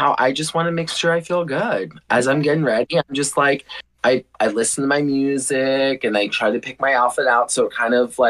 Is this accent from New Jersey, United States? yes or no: no; Youngstown, Ohio, United States; also born or lived in Sleepy Hollow, New York; growing up in Ohio, I came out of the closet at the age of 24